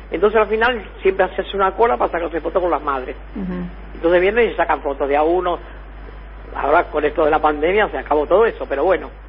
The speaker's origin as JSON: {"language": "Spanish", "country": "Argentina"}